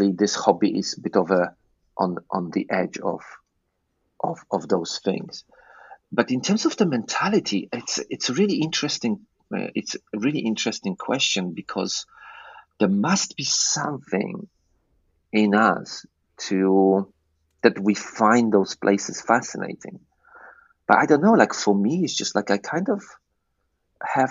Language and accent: English; Poland; moved away as an adult; also born or lived in England; I grew up in Poland